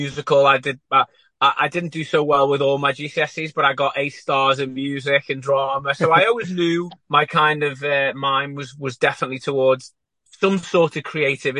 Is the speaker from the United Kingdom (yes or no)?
yes; Liverpool, North West England, United Kingdom; I'm from Liverpool